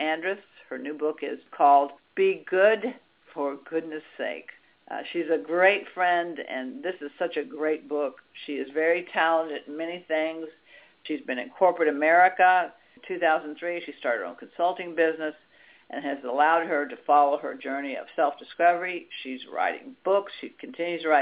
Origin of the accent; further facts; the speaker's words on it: Washington, District of Columbia, United States; now in California, United States; I grew up in Washington, D.C.